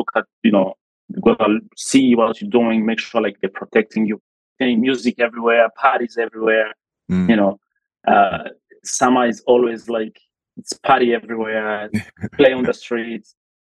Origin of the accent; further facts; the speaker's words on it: Bujumbura, Bujumbura Mairie, Burundi; So very, very peaceful, environment. We moved around a lot in Bujumbura, right?